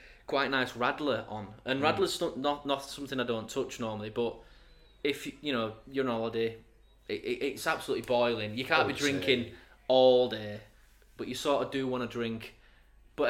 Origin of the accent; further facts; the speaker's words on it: Castleford, Yorkshire and the Humber, United Kingdom; I'm from Castleford